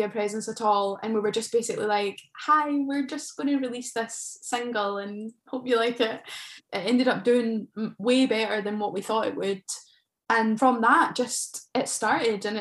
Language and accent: English; between Glasgow and Edinburgh, Scotland, United Kingdom; where I'm from, it's known for the overspill from Edinburgh and Glasgow